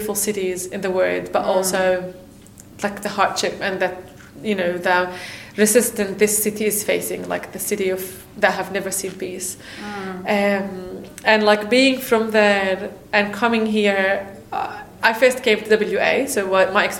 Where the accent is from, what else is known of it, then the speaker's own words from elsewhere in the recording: Palestine; moved away as an adult; now in Australia; I'm from Palestine